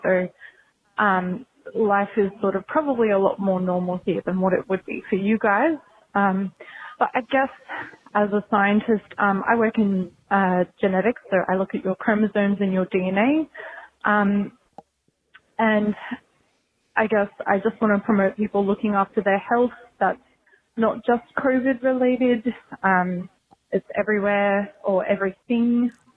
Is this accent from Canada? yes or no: no; Australia; accent: Australian; now in Brisbane, Australia; if you can't already tell from my accent, I'm Australian.